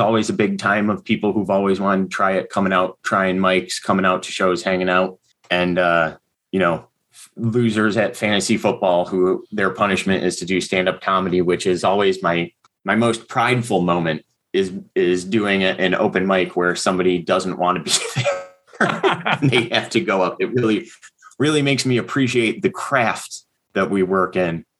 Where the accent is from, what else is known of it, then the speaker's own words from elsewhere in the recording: Hamburg, New York, United States; I grew up just outside of Buffalo, uh, town called Hamburg, New York